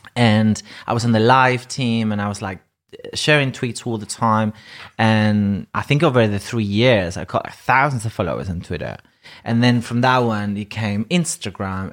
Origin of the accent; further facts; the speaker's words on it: Ibiza, Balearic Islands, Spain; English is a second language; moved away as an adult; also born or lived in Madrid; now in United Kingdom; I'm from, originally from Madrid, but I grew up in Ibiza